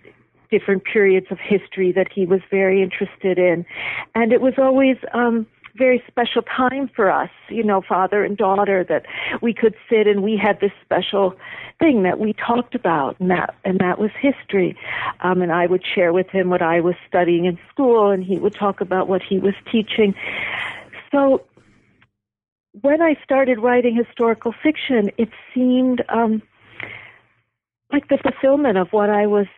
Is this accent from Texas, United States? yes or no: no; Buffalo, New York, United States; moved away; I was back in my hometown, Buffalo, visiting my parents